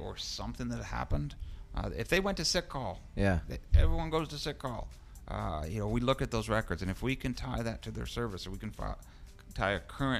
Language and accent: English; New York, United States; I'm from New York.